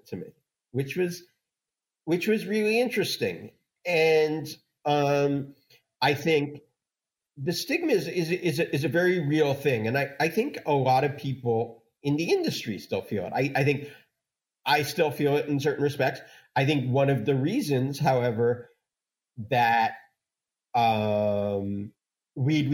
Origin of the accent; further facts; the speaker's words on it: Los Angeles, California, United States; My hometown paper, the LA Times